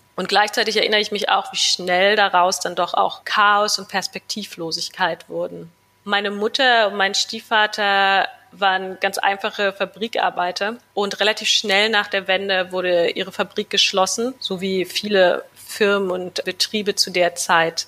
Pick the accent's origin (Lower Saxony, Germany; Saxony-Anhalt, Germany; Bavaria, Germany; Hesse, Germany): Saxony-Anhalt, Germany; Wernigerode; moved away as an adult; also born or lived in New York, United States; now in Berlin, Germany; Meine Kindheit und Jugend habe ich dann in meiner Heimatstadt Wernigerode verbracht